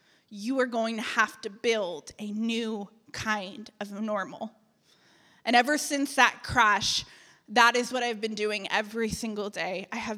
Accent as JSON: {"language": "English", "region": "Connecticut", "country": "United States", "lives_now": "Atlanta, United States", "said": "when I packed up my life and I moved to Atlanta from Connecticut."}